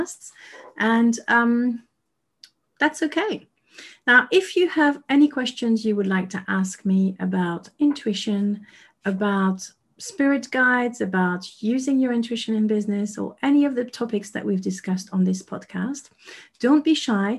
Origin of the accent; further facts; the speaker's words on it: Paris, Île-de-France, France; moved away as an adult; now in United Kingdom; I was born and raised in Paris, lived there for 36 years, and I moved to the UK